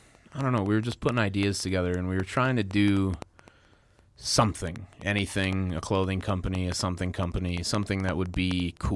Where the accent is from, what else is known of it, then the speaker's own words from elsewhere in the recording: Midwest, United States; Growing up in the Midwest and just being around fucking people who are like constantly battling alcoholism and acting like it's not a problem is rough.